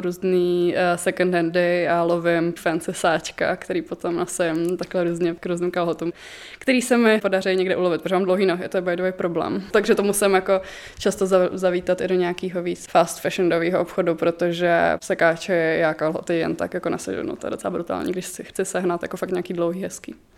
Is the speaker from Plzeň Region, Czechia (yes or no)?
no; Mladá Boleslav, Central Bohemian Region, Czechia; moved away as an adult; now in Prague, Czechia; jsem z Mladý Boleslavy. Teď třetím rokem bydlím v Praze.